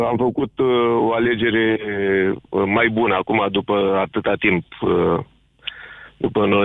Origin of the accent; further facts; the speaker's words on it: Bârlad, Vaslui County, Romania; în orașul de unde sunt eu, da. în ciuda faptului că e din Moldova, da. în Bârlad